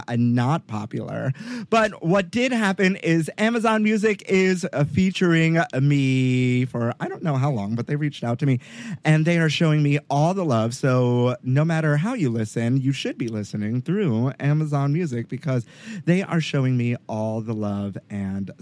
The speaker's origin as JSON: {"language": "English", "town": "New York City", "region": "New York", "country": "United States", "tie": "born or raised there", "said": "I grew up in Brooklyn"}